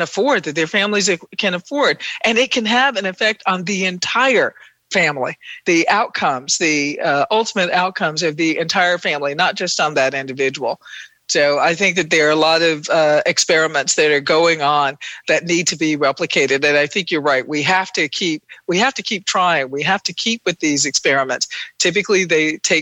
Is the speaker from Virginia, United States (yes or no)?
no; Milledgeville, Georgia, United States; I grew up in Milledgeville, Georgia, the capital of Georgia during the Confederacy